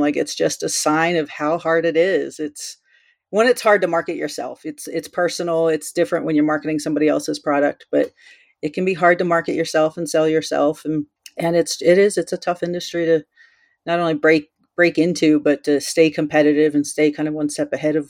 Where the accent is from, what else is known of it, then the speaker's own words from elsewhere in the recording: East Coast, United States; now in Colorado, United States; I grew up out in the East Coast. I did a lot of, as I could, you know, got my driver's license, I would go into the city and photograph some of the buildings over there. But once I moved out to Colorado